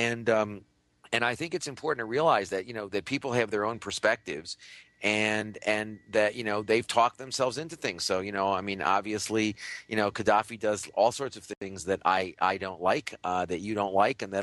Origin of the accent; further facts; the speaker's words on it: United States; when I was a kid growing up in the United States in the 1950s and 60s